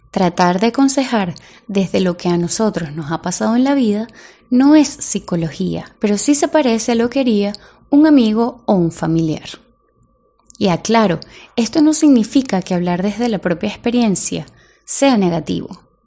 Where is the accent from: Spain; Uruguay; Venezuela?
Venezuela